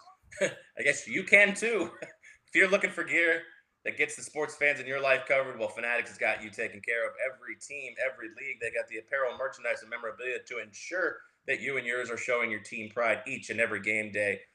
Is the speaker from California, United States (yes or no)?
no; Tampa, Florida, United States; growing up in Tampa